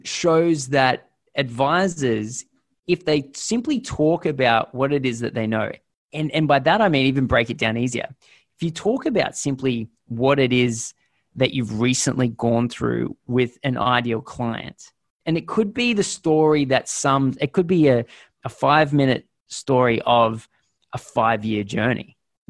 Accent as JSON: {"language": "English", "country": "Australia", "said": "But then maybe it's because we're Australian, but we're always a little bit scared."}